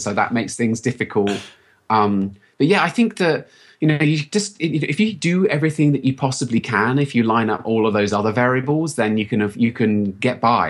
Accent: United Kingdom; accent: British; moved away as an adult; now in United States; you can probably tell from my accent that I'm British, and I've only been in the U S about thirteen years

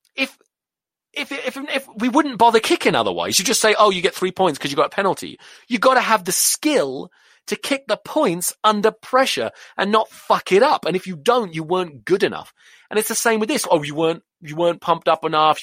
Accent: England, United Kingdom; moved away as an adult; now in United States; I'm English.

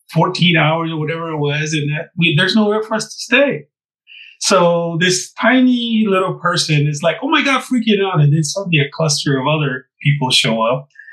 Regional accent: Southwest, United States; In our traditions, I'm from the Southwest, as I mentioned, and in the desert, we have basically energy forces that bring us into who we are.

